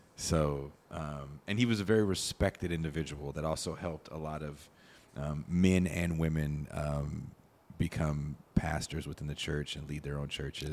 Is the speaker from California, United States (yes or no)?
yes; Richmond, California, United States; also born or lived in Oakland, California; was born in Oakland, I grew up in Richmond, California